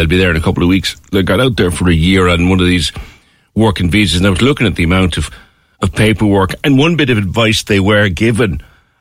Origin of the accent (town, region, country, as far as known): Ireland